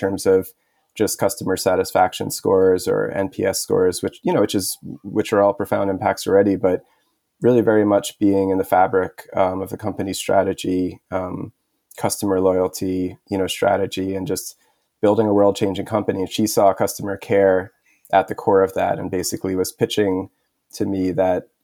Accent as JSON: {"language": "English", "town": "New York City", "region": "New York", "country": "United States", "tie": "born or raised there", "also_born_or_lived": "Montreal, Canada", "said": "I grew up in Queens, New York"}